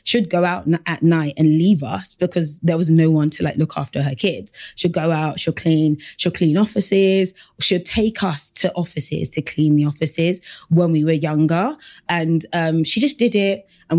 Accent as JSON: {"language": "English", "town": "Battersea", "region": "London", "country": "United Kingdom", "tie": "born or raised there", "said": "but also I was from South London as well. So I kind of grew up in Battersea and I came from a very diverse school, but I always went back to like a very African home."}